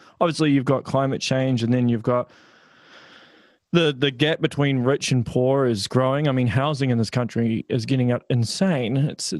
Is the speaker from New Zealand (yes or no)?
yes; Auckland, New Zealand; moved away as an adult; now in Hamilton, New Zealand; I'm originally from Auckland and I moved out of Auckland and bought a house in Hamilton, primarily because I couldn't afford to live in Auckland.